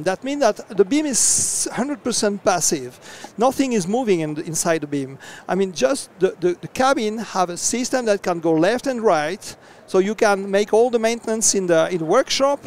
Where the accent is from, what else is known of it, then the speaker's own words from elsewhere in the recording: France; from France